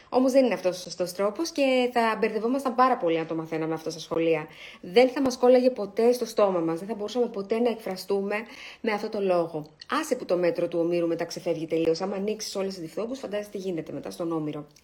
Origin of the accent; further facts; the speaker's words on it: Greece; είμαστε Έλληνες